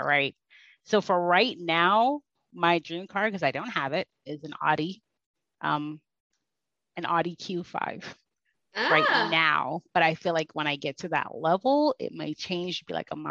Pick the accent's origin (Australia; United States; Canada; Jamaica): Jamaica; I'm Jamaican